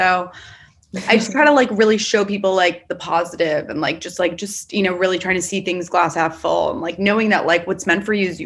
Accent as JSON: {"language": "English", "region": "New York", "country": "United States", "said": "I'm not from Florida, obviously I'm from New York"}